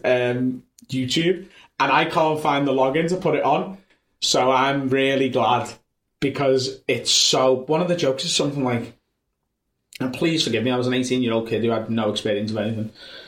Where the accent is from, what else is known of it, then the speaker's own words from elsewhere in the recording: Liverpool, North West England, United Kingdom; accent: Scouse; I'm North Liverpool, and it's okay. A very different accent that, like, mine's quite sharp